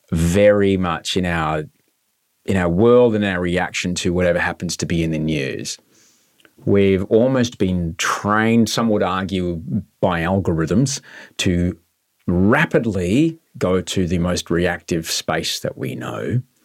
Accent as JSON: {"language": "English", "town": "Brisbane", "region": "Queensland", "country": "Australia", "said": "I'm from Brisbane"}